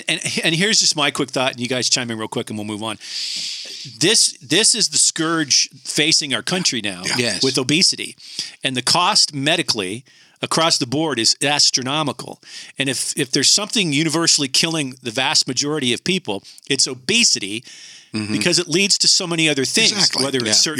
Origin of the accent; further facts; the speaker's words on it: Canada; I grew up in Canada